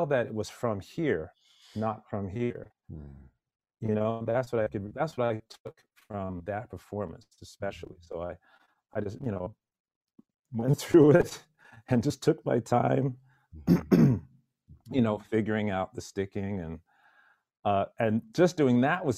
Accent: Pointe-Claire, Quebec, Canada; also born or lived in Jamaica / northern Alberta; I grew up in a suburb of Montreal called Pointe-Claire

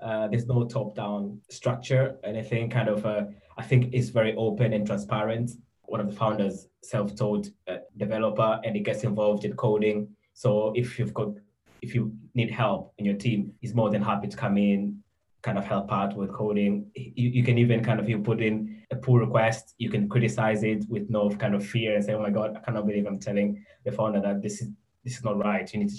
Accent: Tanzania; moved away as an adult; now in United Kingdom; I'm originally from Tanzania, so I think I went to school there, and I had an opportunity to come to university in the UK.

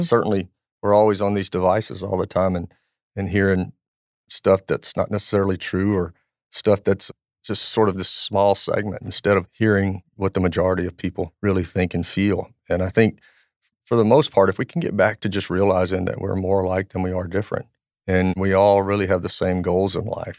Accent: Louisiana, United States; I grew up in Louisiana

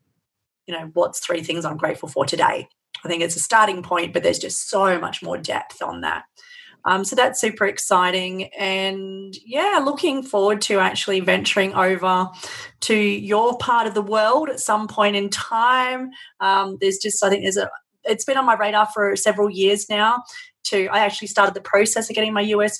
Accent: Australia; accent: Aussie; being Aussie definitely helps. It's always nice to have a different accent

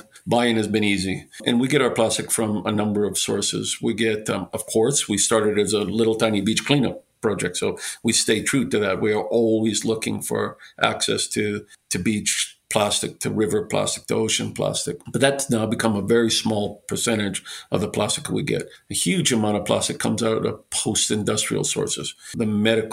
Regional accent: Canada; I'm a Canadian

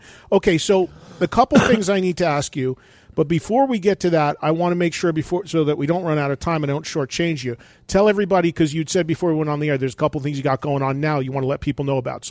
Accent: New York, United States; I'm from the New York market. That's where I live my whole life.

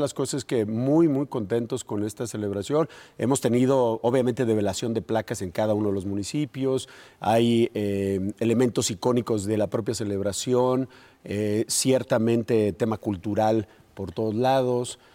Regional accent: Guanajuato, Mexico; todos los guanajuatenses

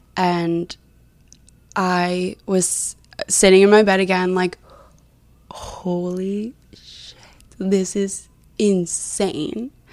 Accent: New Jersey, United States; I'm originally from New Jersey

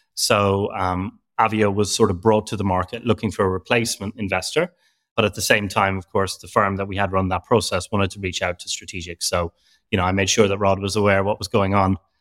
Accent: Ireland; now in London, United Kingdom; I'm from Ireland, but I live in London

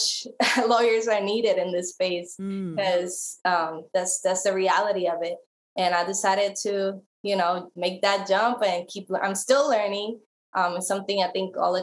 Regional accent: Guayama, Puerto Rico; moved away as an adult; also born or lived in Atlanta / San Diego; now in California, United States; I'm from Puerto Rico, born and raised

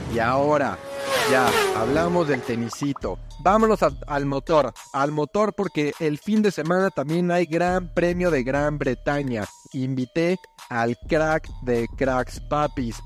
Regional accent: Mexico; nosotros como mexicanos

